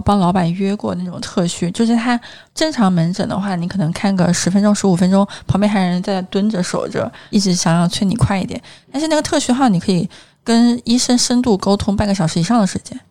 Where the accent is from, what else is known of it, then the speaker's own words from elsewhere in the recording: Hunan, China; now in Shanghai, China; 因为我是一个湖南人，就是我吃的口味还挺重的